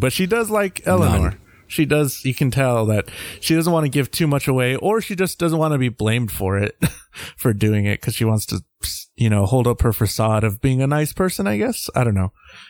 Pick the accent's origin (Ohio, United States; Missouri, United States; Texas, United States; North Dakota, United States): Texas, United States; I'm Texan.